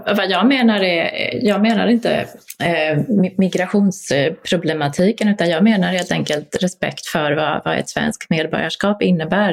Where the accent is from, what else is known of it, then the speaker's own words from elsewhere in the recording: Poland; now in Sweden; vi var alla polska medborgare